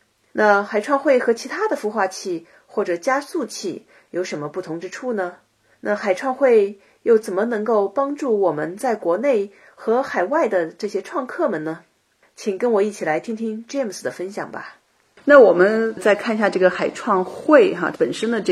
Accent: Qingdao, Shandong, China; now in United States; 我的家乡青岛

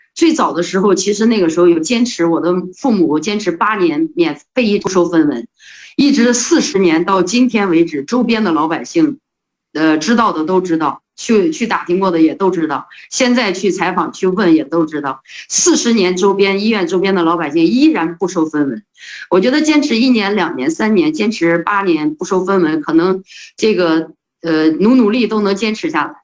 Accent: Heze, Shandong, China; moved away; also born or lived in Beijing; 因为这个善县，菏泽善县，我的老家那是发源地，呃，那边呢是四省交界处

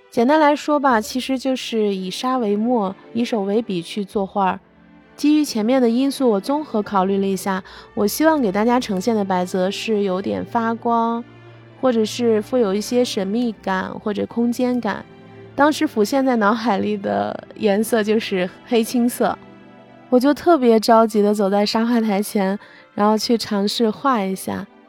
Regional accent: Baoji, Shaanxi, China; 我生长在华夏始祖炎帝故里青铜器之乡的大宝鸡

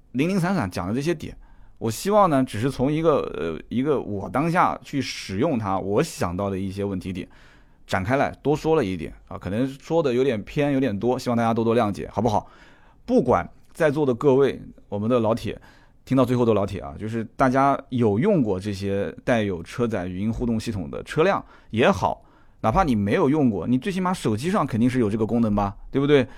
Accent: China; 作为一个中国人，懂中国话的

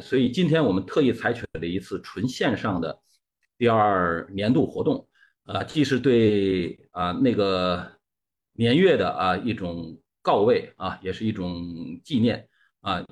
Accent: China; 我们中国人应有的贡献

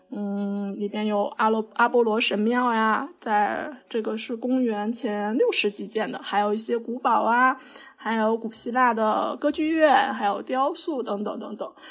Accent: China; 达芬奇我们中国人叫他达芬奇

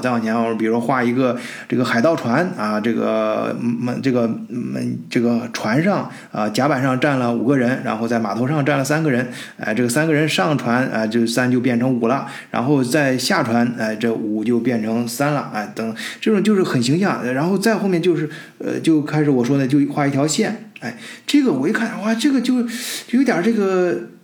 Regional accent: China; 我们中国人，包括我自己亲身经历的这些，在中国这个基础教育阶段

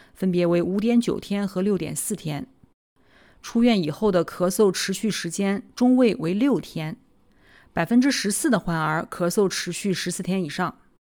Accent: Nanjing, Jiangsu, China; 我来自南京，读完博士，在三甲医院的心脏科干了七年

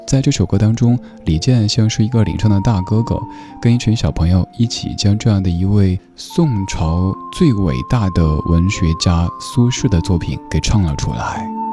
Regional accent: China; 我们中国人

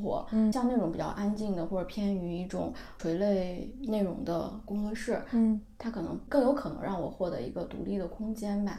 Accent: Hebei, China; 我河北人

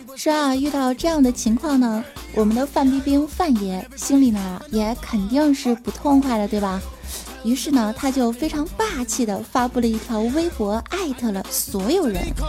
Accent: China; 这主要我是中国人呐

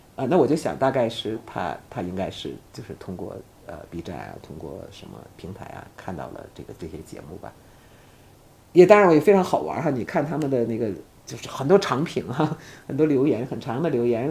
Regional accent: China; 我作为一个中国的公民哈，作为一个 从来没有，迟疑的说我是一个中国人的这样的一个人

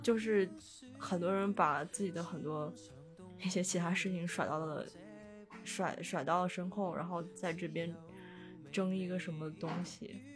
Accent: Xi'an, Shaanxi, China; also born or lived in Foshan (Shunde), Guangdong; 大年初一就会坐飞机回西安，就是我妈那边，也就是我出生的地方

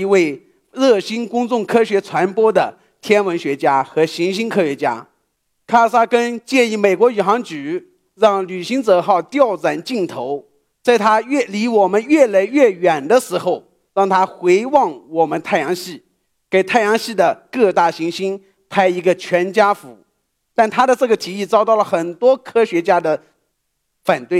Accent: Shaoxing, Zhejiang, China; 一九七七年，我出生在浙江绍兴。

